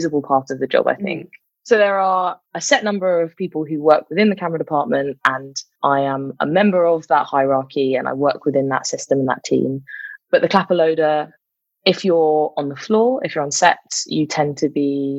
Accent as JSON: {"language": "English", "region": "London", "country": "United Kingdom", "tie": "born or raised there", "said": "I grew up in London"}